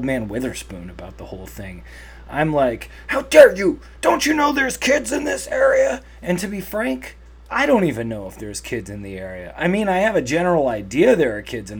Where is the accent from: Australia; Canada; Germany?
Canada; I'm Canadian